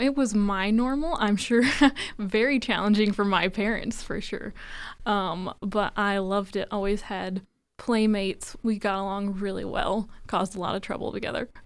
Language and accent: English; Indiana, United States; I'm from Indiana.